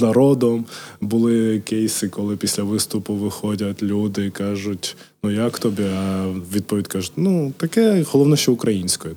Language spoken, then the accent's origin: Ukrainian; Kharkiv, Kharkiv Oblast, Ukraine; first language Georgian; Ukrainian is a second language; also born or lived in Georgia; я перша мова була грузинська. грузинська. Я спілкувався нею з мамою, з батьком. Так далі. І потім, в 5 років, коли переїхав до України в Харків, почав спілкуватися російською